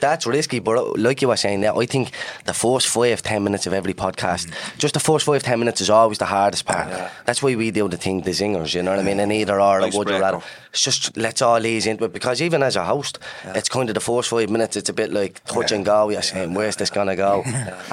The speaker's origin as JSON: {"language": "English", "town": "Dublin", "region": "Leinster", "country": "Ireland", "tie": "born or raised there", "said": "I'm from Dublin's north inner city. I'm from Dars Estuary Flats. And my earliest memories growing up in the flats was like very positive."}